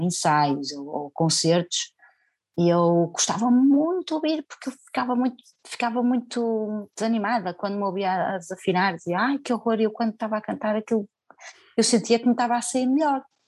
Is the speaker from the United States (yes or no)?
no; Senhora da Hora, Norte, Portugal; moved away as an adult; also born or lived in Porto; now in Alentejo, Portugal; ainda na Senhora da Hora, onde eu nasci, ou seja, que era, pronto, era uma terra pequena